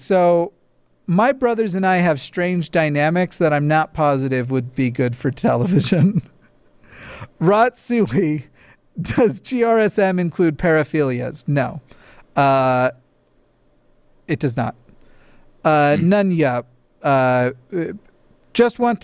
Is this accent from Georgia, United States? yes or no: no; Levittown, New York, United States; My family, we're from Levittown, Long Island